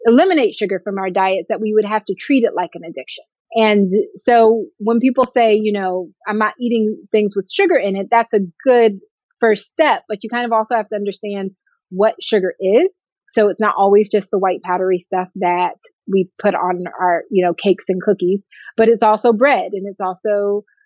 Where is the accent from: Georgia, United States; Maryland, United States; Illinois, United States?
Georgia, United States; Atlanta; also born or lived in California / Ohio / Oakland, California; I'm from California, but I grew up here in Atlanta